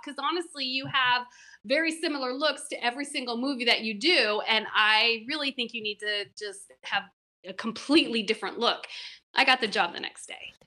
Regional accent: Seattle, Washington, United States; moved away as an adult; also born or lived in West Coast / New York; I'm from the West Coast, Seattle originally, and I lived up and down the West Coast doing hair

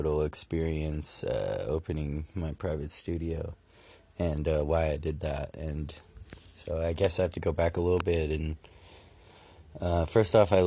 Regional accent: California, United States; moved away as an adult; now in Michigan, United States; I'm from California, I traveled all the way from there to here to live near some friends

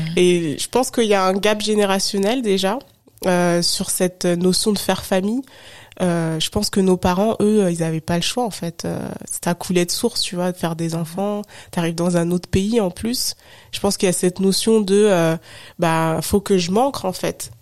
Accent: Haute-Savoie, Auvergne-Rhône-Alpes, France; moved away as an adult; now in Paris, France; j'ai grandi, enfin je suis née, j'ai grandi en Haute-Savoie, mhm. donc je suis pas du tout parisienne

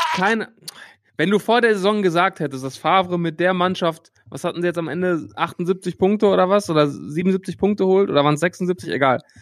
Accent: Hattingen, North Rhine-Westphalia, Germany; also born or lived in Bochum; Ich bin nicht in Bochum geboren, sondern in Hattingen. Hattingen ist ein paar Kilometer von Bochum entfernt

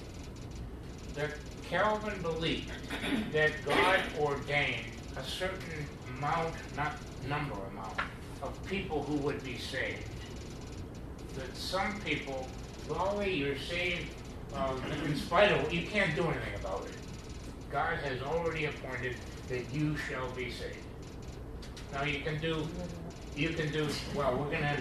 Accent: Pittsburgh, Pennsylvania, United States; also born or lived in Wisconsin; I'm from Pittsburgh

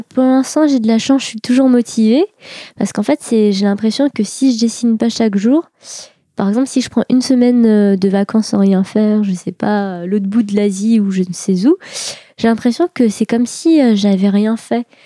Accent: Pontault-Combault, Île-de-France, France; moi, j'ai grandi à Potokombo. Euh, c'est dans le 77 en Seine-et-Marne.

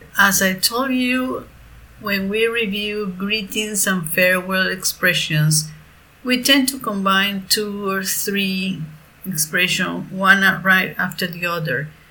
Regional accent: Venezuela; I'm a profe from Venezuela

